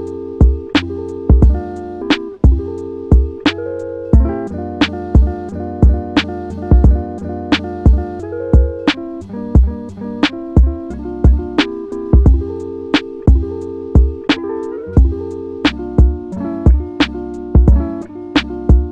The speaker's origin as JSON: {"language": "English", "country": "United States", "said": "I as an American"}